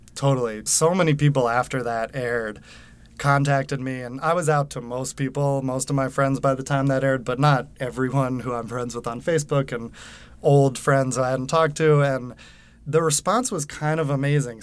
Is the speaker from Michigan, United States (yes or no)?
no; Westchester, New York, United States; moved away as an adult; also born or lived in Manhattan, New York City; now in New York City, United States; I Live in New York City in Manhattan. I grew up in Westchester, outside of Manhattan, so not too far